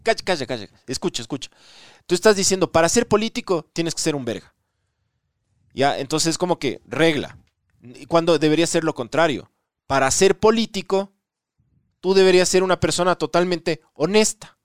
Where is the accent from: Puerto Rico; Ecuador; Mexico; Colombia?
Ecuador; Nosotros como ecuatorianos